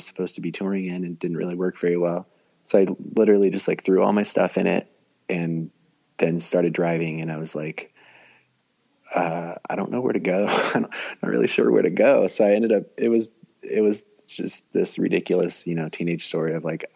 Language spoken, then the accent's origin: English; Glendale, Arizona, United States; also born or lived in Phoenix, Arizona; I was born in Glendale, Arizona. I grew up there, the west side of town